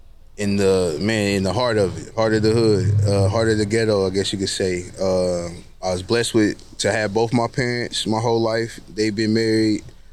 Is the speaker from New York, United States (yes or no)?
no; Kansas City, Missouri, United States; I was born and raised Kansas City, Missouri, not too far from here, probably about half a mile around the corner.